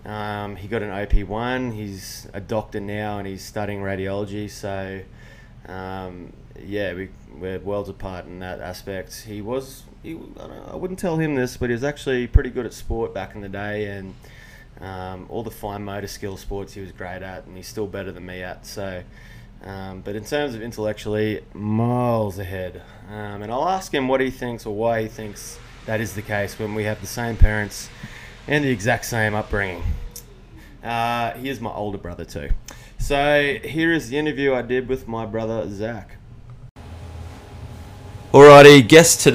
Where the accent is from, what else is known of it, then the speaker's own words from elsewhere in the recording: Nanango, Queensland, Australia; now in Brisbane, Australia; we grew up in Nanango, which is a small country town